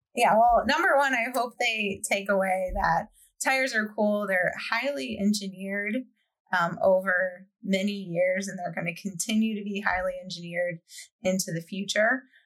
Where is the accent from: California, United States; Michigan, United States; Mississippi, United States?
Michigan, United States; I grew up in Michigan, not far from about an hour or so from Ann Arbor